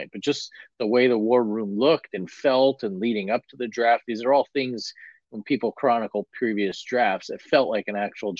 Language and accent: English; United States; moved away; growing up near New York for the vast majority of my younger part of my life